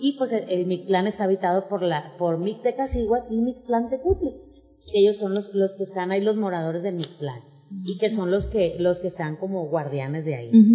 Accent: Mexico; nuestra identidad como mexicanos, como mexicanas

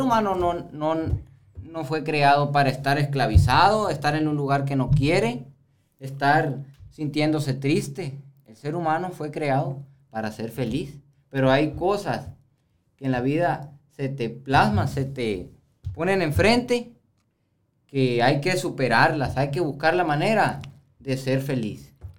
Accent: Sonora, Mexico; como hombre sonorense

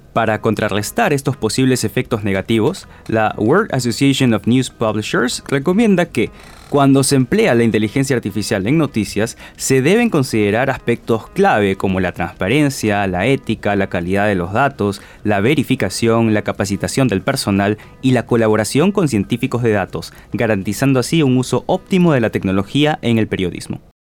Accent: Peru; como peruanos

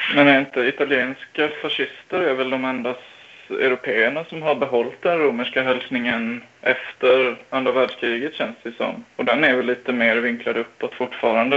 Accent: Smedby, Kalmar County, Sweden; i Smedby där jag kommer ifrån

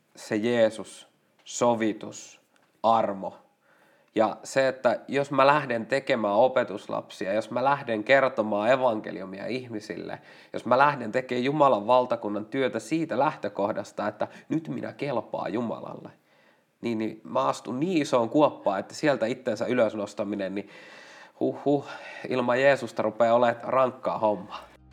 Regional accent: Lapua, South Ostrobothnia, Finland; mä oon Lapualta

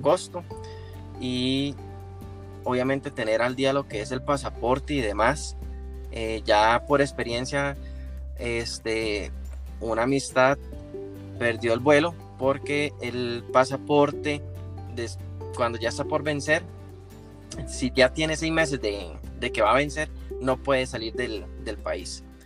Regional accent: Tres Ríos, Cartago, Costa Rica; yo soy de la zona de Cartago, este, exactamente de Tres Ríos

